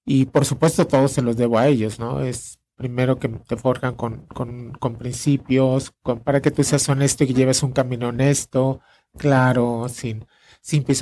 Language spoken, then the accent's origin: Spanish; Mexico; como mexicano